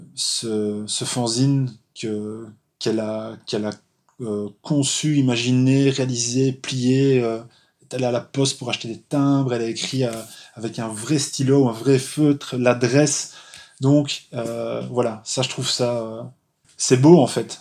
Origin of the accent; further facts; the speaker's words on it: Charleroi, Wallonia, Belgium; je suis belge, originaire de Charleroi